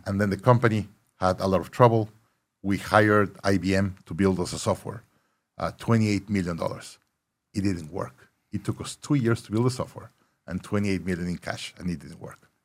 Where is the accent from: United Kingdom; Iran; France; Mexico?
Mexico; Monterrey, Nuevo León; moved away as an adult; also born or lived in Mexico City; now in Austin, United States; I was born Monterrey, Mexico, live in Mexico City